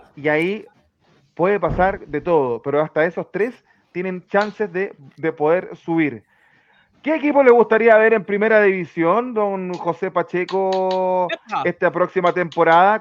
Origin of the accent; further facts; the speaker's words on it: San Bernardo, Santiago Metropolitan Region, Chile; somos de San Bernardo